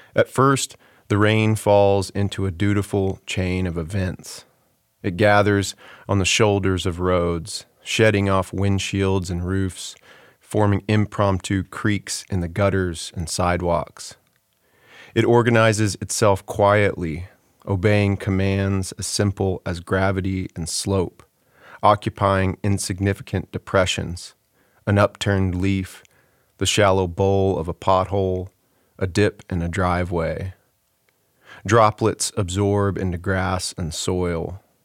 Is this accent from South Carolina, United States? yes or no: no; Houston, Texas, United States; moved away as an adult; I sort of despised growing up in Texas and, and left pretty quickly